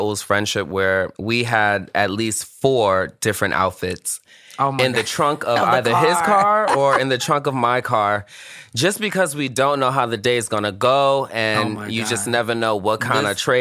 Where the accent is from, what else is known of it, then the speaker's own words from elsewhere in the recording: New York City, New York, United States; I'm from Brooklyn